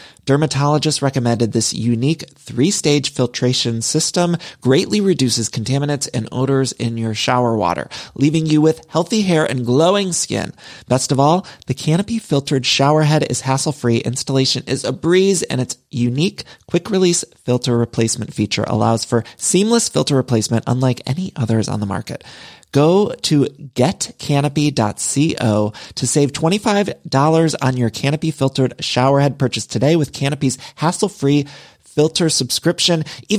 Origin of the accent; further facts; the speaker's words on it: Midwest, United States; now in Los Angeles, United States; y'all know I'm from the Midwest, but I've lived in California for so long, and I truly do love it here in LA.